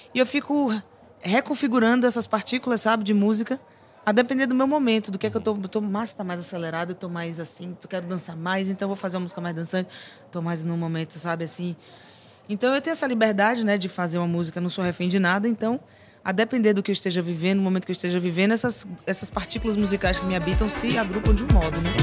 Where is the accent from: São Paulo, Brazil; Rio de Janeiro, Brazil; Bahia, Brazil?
Bahia, Brazil; Porque eu vivi muito a música da Bahia, não só escutei, eu vivi.